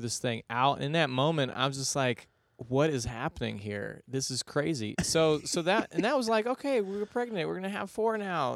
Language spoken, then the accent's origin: English; Houston, Texas, United States; I'm originally from Houston, Texas